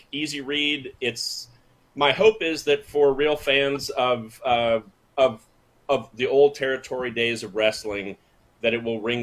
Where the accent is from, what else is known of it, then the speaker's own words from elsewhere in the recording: Tallahassee, Florida, United States; grew up in Tallahassee, Florida, where I'm talking to you from now